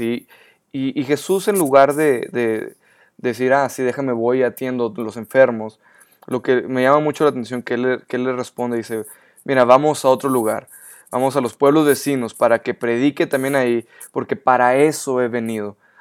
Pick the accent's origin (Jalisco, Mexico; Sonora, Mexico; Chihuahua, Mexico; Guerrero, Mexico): Chihuahua, Mexico; Ciudad Juárez; yo soy ah, mexicano